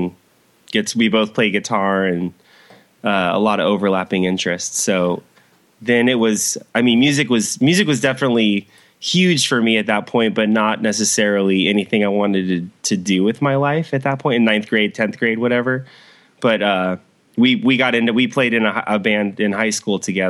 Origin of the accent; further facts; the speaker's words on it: San Clemente, California, United States; where I grew up in San Clemente now. And I've been here for like, I guess about 10 years now. So, born and raised Southern California.